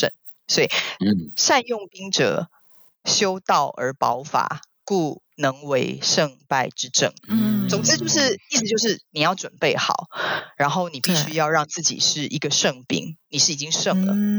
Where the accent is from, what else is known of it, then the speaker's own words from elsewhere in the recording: China; 然后，可是我觉得中国人好像不会是这样想。我们中国人好像有一种叫做也要知天知地